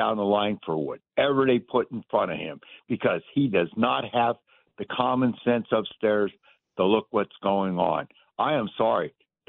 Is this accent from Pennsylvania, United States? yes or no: yes; Pennsylvania, United States; I'm from Pennsylvania